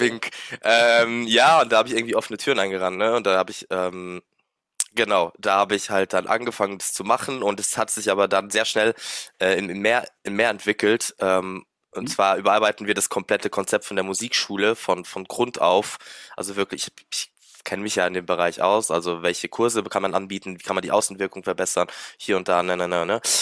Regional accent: Luxembourg; moved away as an adult; now in Mannheim, Germany; ich bin 29 und bin gebürtiger Luxemburger tatsächlich

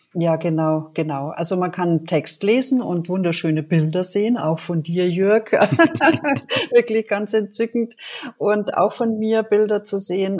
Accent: Germany; also born or lived in Bad Nauheim, Hesse; ich komme aus Deutschland

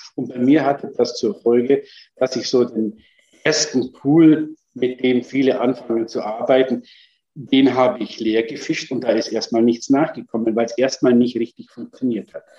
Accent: Germany; bei uns in Deutschland

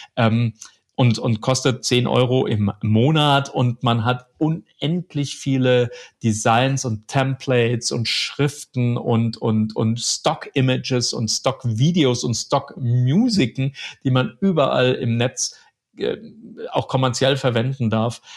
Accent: Germany; bei uns in Deutschland

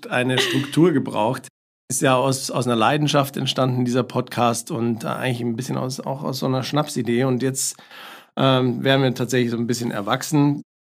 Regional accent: Bavaria, Germany; born there; accent: Lower Bavarian; now in Munich, Germany; lebe in München schon sehr, sehr lange, bin aber eigentlich gebürtiger Niederbayer, den man mir nicht mehr anhört.

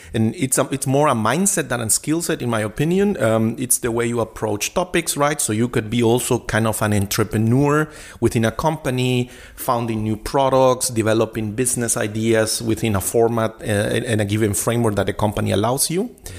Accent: Guatemala City, Guatemala Department, Guatemala; English is a second language; now in Berlin, Germany; I was uh, born and raised in Guatemala City in Latin America

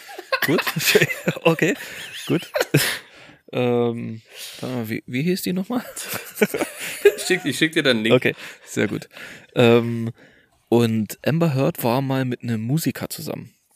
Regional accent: Germany; moved away; in der alten Heimat und wir kommen ja aus Orten nahe der polnischen Grenze

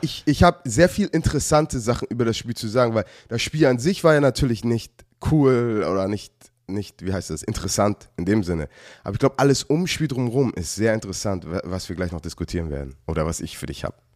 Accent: Germany; als ich in Deutschland aufgewachsen bin

